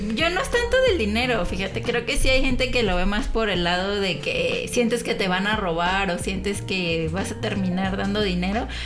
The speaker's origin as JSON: {"language": "Spanish", "town": "San Juan", "country": "Mexico", "also_born_or_lived": "Paris, France", "said": "soy de aquí de San Juan, he vivido en varios lados"}